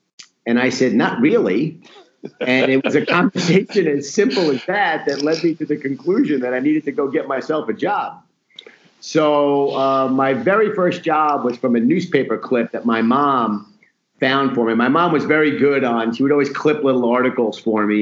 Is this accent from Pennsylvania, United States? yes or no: no; New York City, New York, United States; moved away as an adult; also born or lived in Atlanta; my family was all from Brooklyn, and I grew up in Queens.